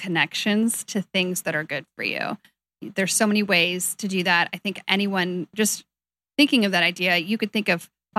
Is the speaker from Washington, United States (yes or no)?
yes; Seattle, Washington, United States; I'm actually born and raised in Seattle.